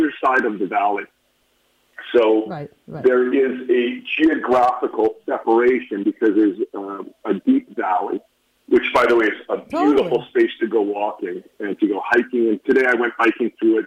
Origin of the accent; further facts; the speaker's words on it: Winnipeg, Manitoba, Canada; moved away as an adult; also born or lived in Scottsdale, Arizona / Calgary, Alberta / Toronto; now in Jerusalem, Israel; I grew up in Winnipeg